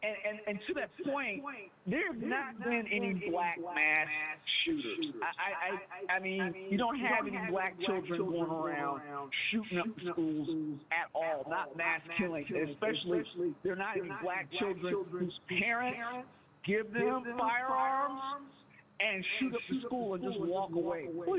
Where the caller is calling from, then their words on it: Seattle, Washington, United States; calling from Seattle, Washington.